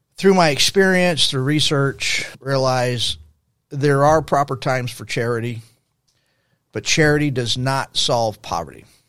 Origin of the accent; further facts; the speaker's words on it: El Paso, Texas, United States; now in Dallas–Fort Worth, United States; I grew up in El Paso, Texas in the sixties. That was my childhood in the sixties.